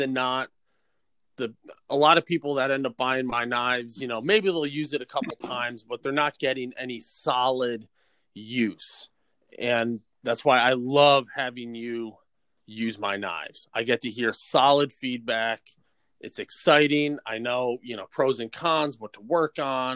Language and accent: English; South Salem, New York, United States; I'm from South Salem, New York, just about an hour north of New York City